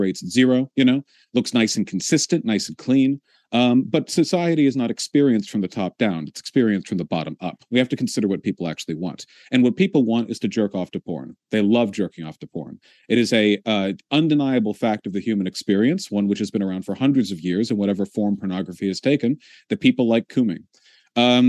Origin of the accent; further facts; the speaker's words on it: United States; being an American